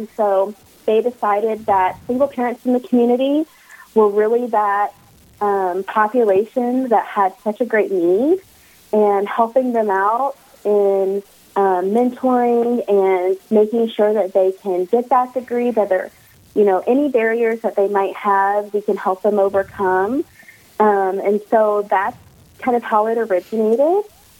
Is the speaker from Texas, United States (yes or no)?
no; Warner Robins, Georgia, United States; So I would call home Georgia. So okay. I have a long line of military family. And so I am originally from Warner Robins, Georgia.